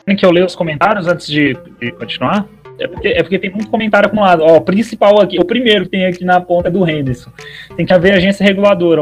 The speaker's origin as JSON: {"language": "Portuguese", "region": "Goiás", "country": "Brazil", "said": "sou goiano"}